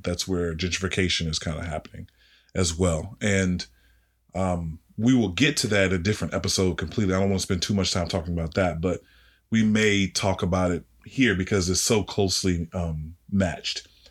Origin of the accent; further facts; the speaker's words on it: Washington, District of Columbia, United States; me being from D C, you know, that's my hometown.